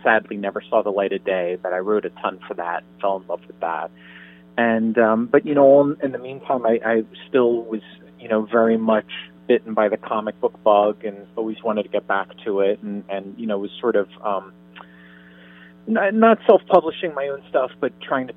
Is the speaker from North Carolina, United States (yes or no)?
no; Miami, Florida, United States; when I was growing up in Miami